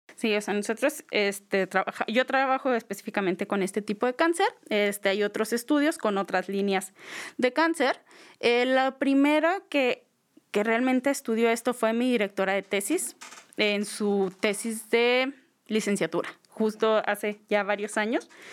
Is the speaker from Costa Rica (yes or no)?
no; Creel, Chihuahua, Mexico; yo soy de Krill, de Krill, Chihuahua, pues como bien saben, un pueblo pequeño